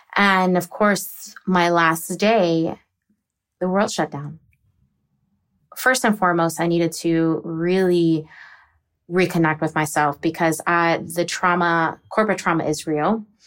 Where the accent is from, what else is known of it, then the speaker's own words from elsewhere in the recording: Virginia or the DC area, United States; also born or lived in Texas; I'm originally from Texas, but I was raised in Virginia or the D C area